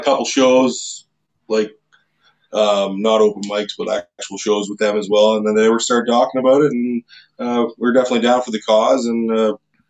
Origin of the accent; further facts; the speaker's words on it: Sarnia, Ontario, Canada; we're from Sarnia